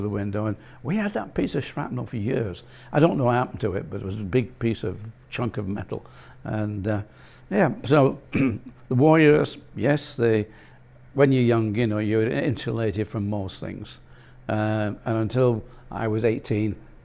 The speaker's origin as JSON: {"language": "English", "town": "Bolton", "region": "North West England", "country": "United Kingdom", "tie": "born or raised there", "said": "growing up in Bolton."}